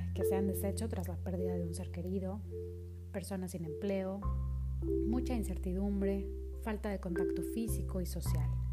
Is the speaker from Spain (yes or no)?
no; Monterrey, Nuevo León, Mexico; Soy originaria de Monterrey, Nuevo León